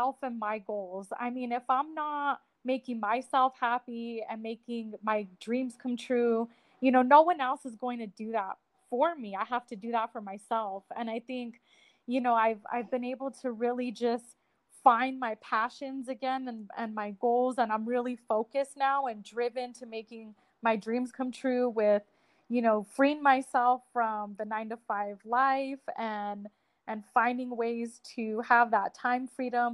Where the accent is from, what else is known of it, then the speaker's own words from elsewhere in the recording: Albuquerque, New Mexico, United States; I am from Albuquerque, New Mexico